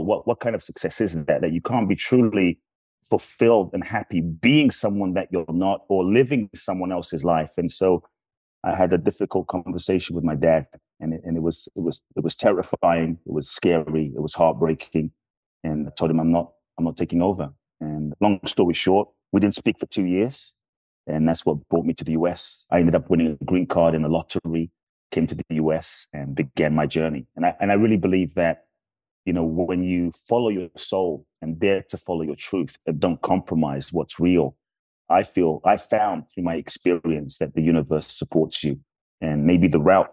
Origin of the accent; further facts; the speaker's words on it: London, United Kingdom; moved away as an adult; now in United States; I grew up in London. And I came to the US when I was 18